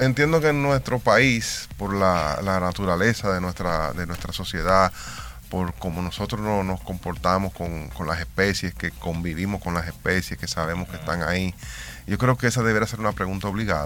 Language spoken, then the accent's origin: Spanish; Dominican Republic